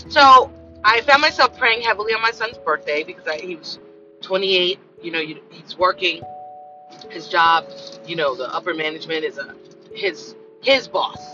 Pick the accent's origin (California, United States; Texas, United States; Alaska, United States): California, United States; Los Angeles; I came from South Central